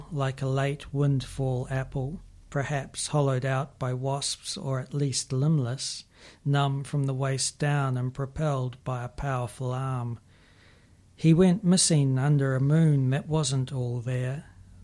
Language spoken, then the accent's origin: English; Manawatū-Whanganui, New Zealand; I'm from the Manawatu